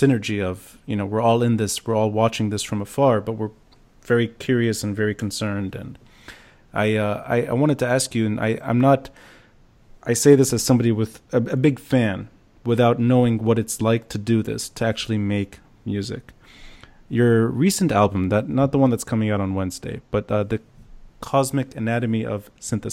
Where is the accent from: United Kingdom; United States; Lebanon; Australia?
Lebanon; Beirut, Beirut Governorate; I grew up in Ras Beirut.